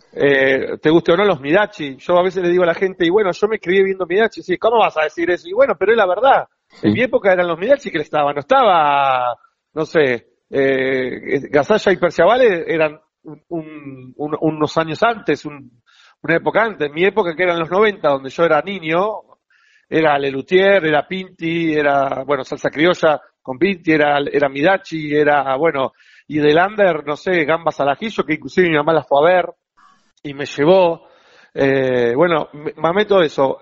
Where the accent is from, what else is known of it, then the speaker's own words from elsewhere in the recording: Buenos Aires, Argentina; yo soy del barrio de Flores. Sí. Toda mi vida